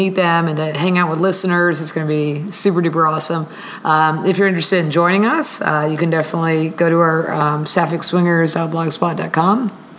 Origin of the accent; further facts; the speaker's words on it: Miami, Florida, United States; My hometown.